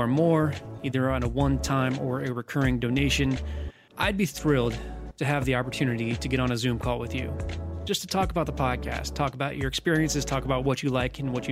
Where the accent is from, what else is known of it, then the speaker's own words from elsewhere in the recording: United States; I'm American